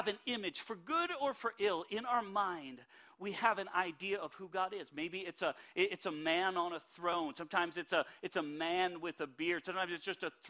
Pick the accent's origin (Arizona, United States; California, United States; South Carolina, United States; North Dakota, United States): North Dakota, United States; Minot; we are from Minot, North Dakota, and we are North Dakotans